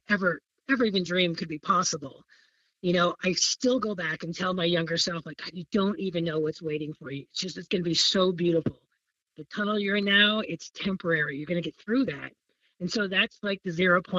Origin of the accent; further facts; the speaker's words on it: central Illinois, United States; moved away as an adult; now in South Portland, United States; my hometown in central Illinois